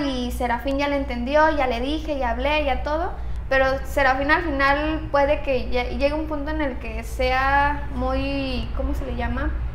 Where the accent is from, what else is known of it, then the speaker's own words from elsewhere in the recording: Mexico; nuestra cultura como, como mexicanos